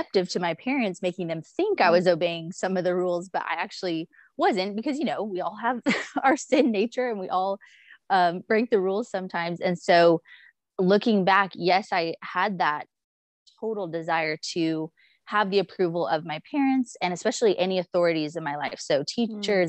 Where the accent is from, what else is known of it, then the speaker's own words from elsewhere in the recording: Dallas-Fort Worth area, Texas, United States; I always say I'm from the Dallas-Fort Worth area, even though we moved around a lot before